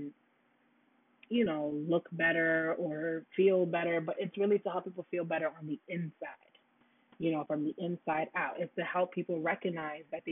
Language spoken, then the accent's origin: English; New York City, New York, United States; also born or lived in Florida; I'm from Brooklyn